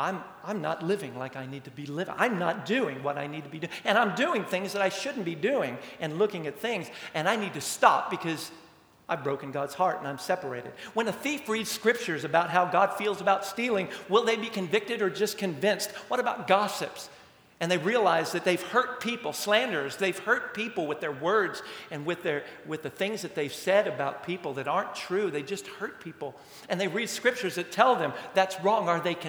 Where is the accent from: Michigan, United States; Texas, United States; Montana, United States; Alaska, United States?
Texas, United States; Amarillo; Growing up in Amarillo for a little while, a couple of times.